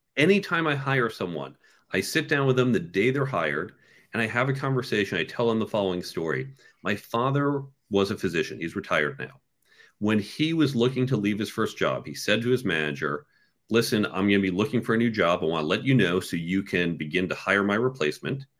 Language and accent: English; suburbs of New York, United States; also born or lived in Chicago / Cambridge; I was born in New York and I grew up in the suburbs of New York